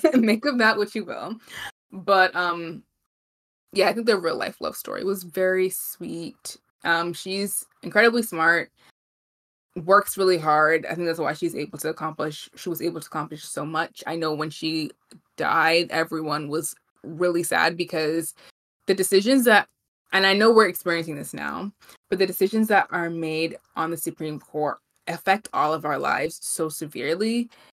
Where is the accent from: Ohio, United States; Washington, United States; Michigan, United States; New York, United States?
New York, United States; New York City; We're both from Brooklyn